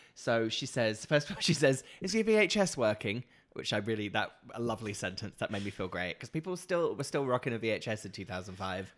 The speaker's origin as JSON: {"language": "English", "area": "Norfolk", "region": "East of England", "country": "United Kingdom", "tie": "born or raised there", "also_born_or_lived": "London", "moved": "as an adult", "said": "I grew up in Norfolk"}